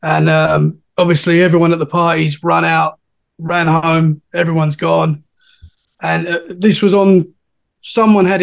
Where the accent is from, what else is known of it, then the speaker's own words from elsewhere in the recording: Essex, East of England, United Kingdom; moved away as an adult; now in Dorset, United Kingdom; I'm from Essex, which is right next to London. And I've recently moved to Dorset, which is about 2 hours from London